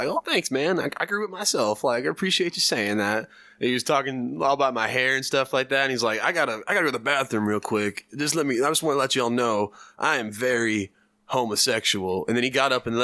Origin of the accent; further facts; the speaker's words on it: Plano, Texas, United States; I'm from Plano.